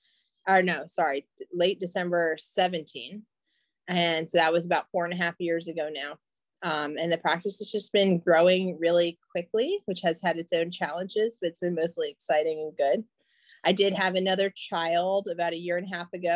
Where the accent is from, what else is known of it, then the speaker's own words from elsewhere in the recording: Chapel Hill, North Carolina, United States; moved away as an adult; also born or lived in Perry Point, Maryland; I decided to move back to Chapel Hill, North Carolina, and that's my hometown.